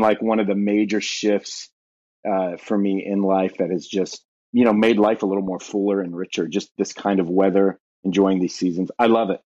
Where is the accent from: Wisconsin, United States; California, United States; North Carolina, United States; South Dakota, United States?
California, United States; Southern; moved away as an adult; now in Ashland, Ohio, United States; born and raised in Southern California, then, uh, relocated to Ohio almost twelve years ago